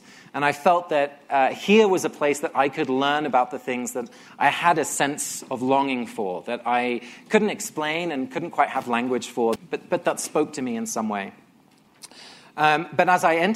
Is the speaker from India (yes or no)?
no; England, United Kingdom; I grew up in England. Both my parents are Dutch